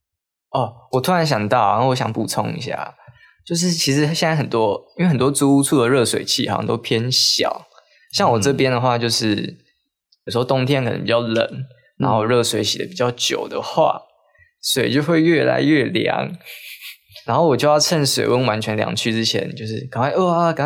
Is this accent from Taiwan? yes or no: yes; northern Taiwan, Taiwan; moved away as an adult; now in Chiayi, Taiwan; 我跟小瓜，我们都是北部人